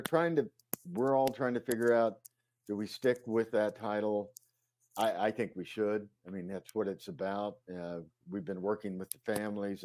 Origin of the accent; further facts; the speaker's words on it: Ponca City, Oklahoma, United States; moved away as an adult; also born or lived in Chicago / New York / Los Angeles; I'm from Ponca City, Oklahoma